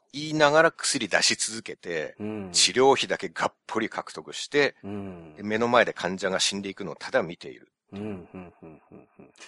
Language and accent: Japanese; Japan; 日本で生まれ育った日本人